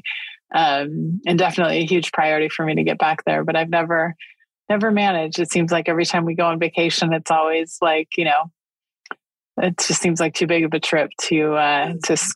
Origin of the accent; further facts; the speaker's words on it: Northern California, United States; moved away as an adult; also born or lived in Japan; now in San Diego, United States; I grew up in Northern California